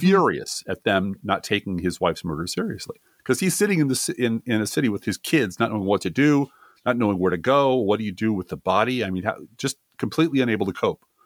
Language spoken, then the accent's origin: English; Midwest, United States; accent: Midwest; also born or lived in Colorado; my Midwest accent